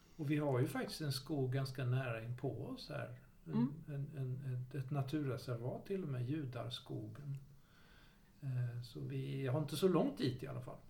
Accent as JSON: {"language": "Swedish", "town": "Jönköping", "region": "Jönköping County", "country": "Sweden", "tie": "born or raised there", "said": "där jag växte upp i Jönköping"}